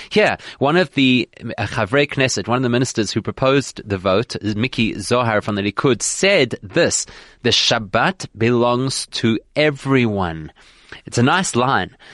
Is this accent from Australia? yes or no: no; South Africa; as a South African Jewish community